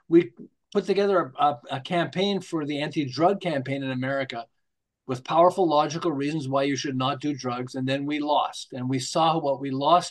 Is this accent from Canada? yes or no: yes; Montreal, Quebec, Canada; now in Southern California, United States; I'm originally from Montreal, although I live in Southern California now